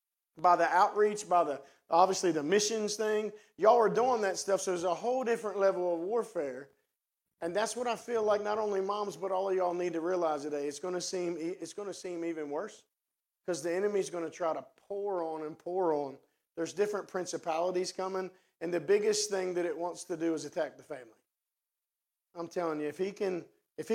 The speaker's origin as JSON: {"language": "English", "region": "West Virginia", "country": "United States", "also_born_or_lived": "Martinsburg, West Virginia", "accent": "hillbilly", "moved": "yes", "lives_now": "Cumberland, United States", "said": "That's my hillbilly language. I'm from West Virginia"}